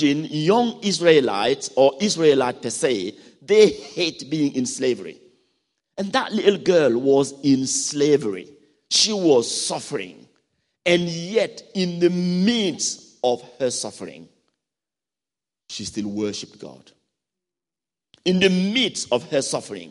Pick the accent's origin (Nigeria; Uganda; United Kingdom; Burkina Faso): Burkina Faso; from Burkina Faso.